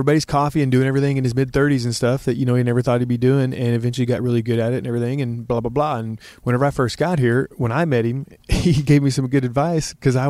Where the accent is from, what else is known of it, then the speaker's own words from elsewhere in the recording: Oklahoma City, Oklahoma, United States; moved away as an adult; also born or lived in Los Angeles; I'm from suburban Oklahoma City.